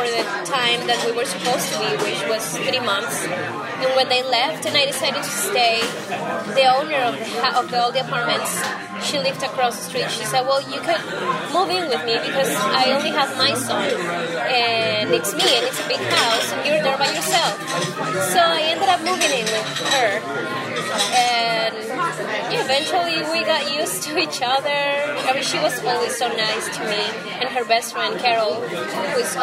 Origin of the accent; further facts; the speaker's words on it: Peru; moved away; art in Peru, at least in my hometown